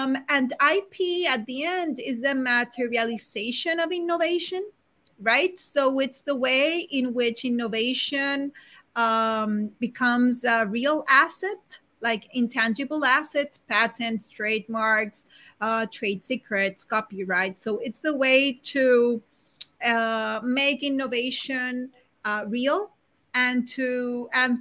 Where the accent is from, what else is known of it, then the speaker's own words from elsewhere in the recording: Barranquilla, Atlántico, Colombia; also born or lived in Bogotá, Colombia; now in Spain; I was born in Barranquilla, Colombia